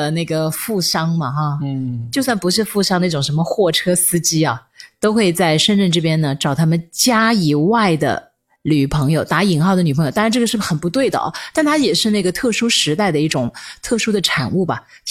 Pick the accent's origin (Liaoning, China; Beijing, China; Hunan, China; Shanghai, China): Hunan, China; Changsha; accent: Changsha dialect; 我刚才这个也不是粤语，也不是国语，是我们湖南话、